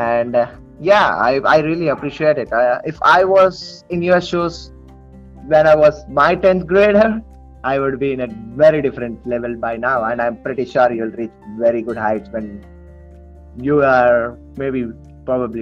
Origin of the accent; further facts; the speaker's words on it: Tirupati, Andhra Pradesh, India; Tirupati, which is my hometown